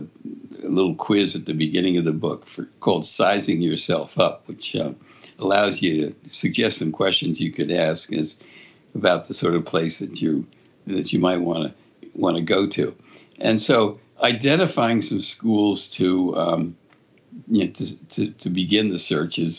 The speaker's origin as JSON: {"language": "English", "town": "Philadelphia", "region": "Pennsylvania", "country": "United States", "tie": "born or raised there", "also_born_or_lived": "Connecticut", "moved": "as an adult", "said": "I grew up in Philadelphia, went to one of the Quaker schools in Philadelphia"}